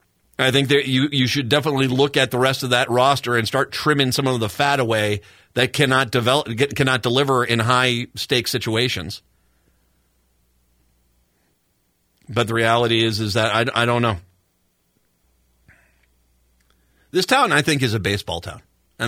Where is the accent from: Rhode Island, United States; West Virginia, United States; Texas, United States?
Rhode Island, United States; I grew up in Rhode Island in the 1970s.